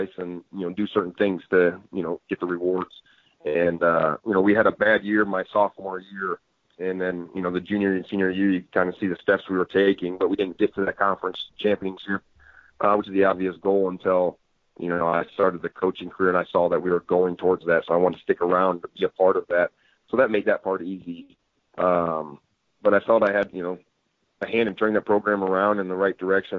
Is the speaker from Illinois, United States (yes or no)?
yes; Rock Island, Illinois, United States; also born or lived in Davenport, Iowa; I grew up in Rock Island, Illinois, right there in the Quad Cities